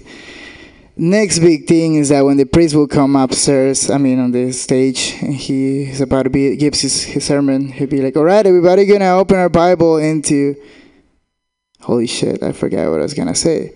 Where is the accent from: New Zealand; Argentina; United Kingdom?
Argentina; English is a second language; moved away; I'm from Argentina, which means I have a fucking accent